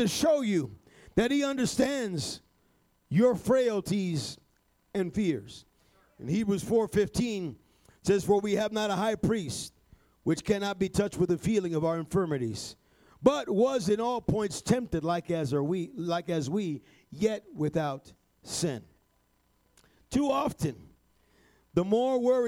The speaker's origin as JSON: {"language": "English", "town": "New York City", "region": "New York", "country": "United States", "tie": "born or raised there", "said": "I was born in New York City"}